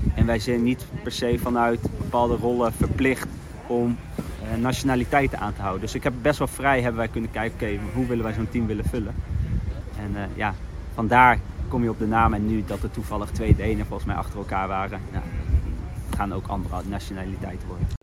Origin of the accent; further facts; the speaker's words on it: Netherlands; ik kom uit Nederland